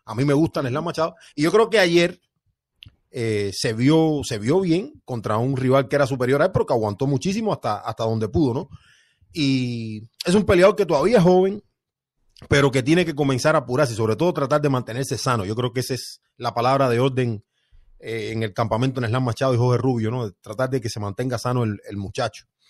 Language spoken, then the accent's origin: Spanish; near Placetas, Villa Clara, Cuba; moved away; de Placetas, un municipio que queda como a 20 kilómetros de donde yo nací